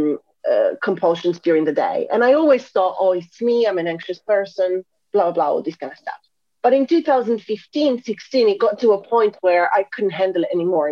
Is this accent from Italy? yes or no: yes; Italy; moved away as an adult; now in London, United Kingdom; I'm originally from Italy